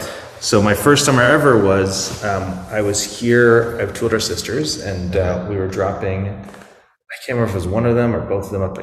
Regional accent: Moraga, California, United States; I grew up in the San Francisco Bay Area, and one side of my family is actually both sides are Holocaust survivors in kind of different ways.

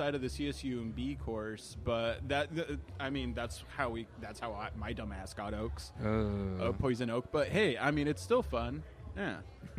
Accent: Salinas, California, United States; moved away as an adult; I'll always have this perspective of Salinas being my hometown, I mean, for the good and the bad.

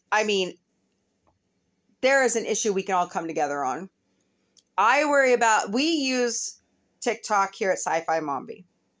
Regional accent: Fort Leonard Wood, Missouri, United States; And I grew up in the Fort Leonard Wood Metroplex.

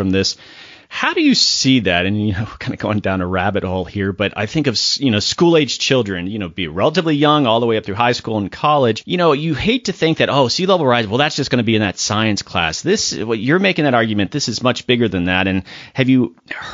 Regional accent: Florida, United States; I'm from Florida originally

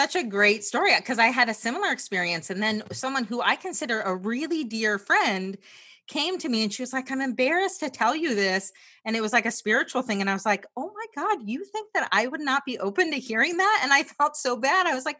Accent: New Jersey, United States; moved away; I grew up in New Jersey and I always tell these stories about growing up in New Jersey because I am more of an introvert.

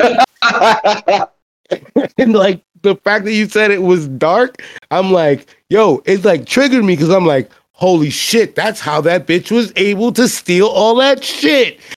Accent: New York City, New York, United States; I'm black and I'm from the Bronx

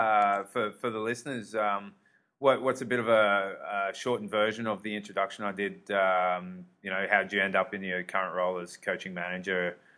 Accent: Australia; as an Aussie who's a Wallabies fan rusted on

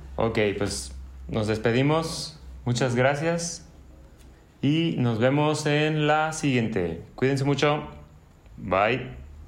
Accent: León, Guanajuato, Mexico; now in San Francisco del Rincón, Mexico; yo no soy originario de aquí de, San, Pancho, yo soy de León

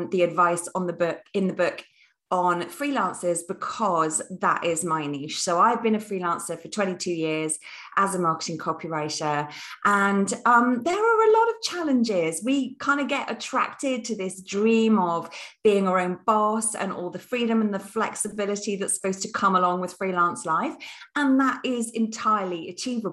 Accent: United Kingdom; I'm British through and through.

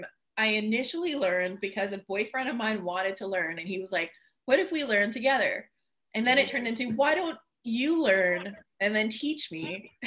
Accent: France; first language French; English is a second language; Like I'm French originally, so my first language is French. But I don't have much of an accent, and it's mainly because I just watched so much TV as a kid.

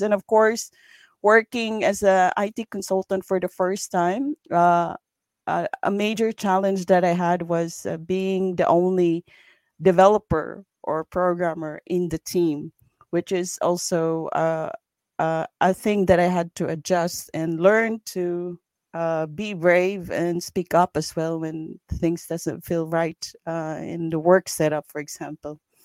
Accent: Philippines; moved away as an adult; now in Sweden; I grew up in the Philippines

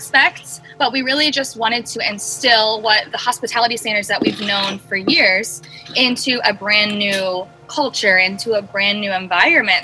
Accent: Ohio, United States; moved away as an adult; now in Los Angeles, United States; I'm originally from Ohio. I actually moved to LA about 6 years ago

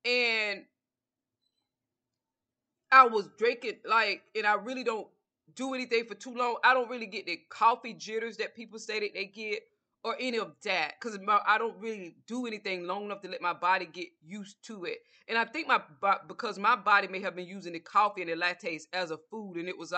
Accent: the South, United States; Breakfast for me, because I'm from the South, I would always have a bowl of grits with butter and salt, a banana.

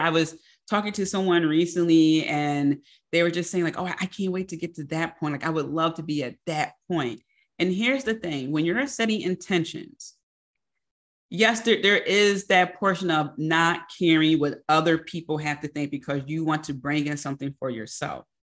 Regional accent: Philadelphia, Pennsylvania, United States; I'm also a Philadelphian

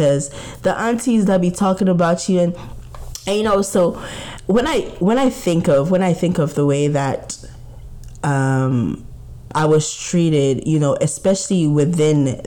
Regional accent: Ghana; growing up as a Ghanaian

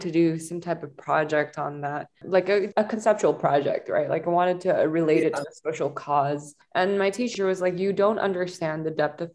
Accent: Singapore; moved away as an adult; now in Los Angeles, United States; I grew up in Singapore and then I came to LA.

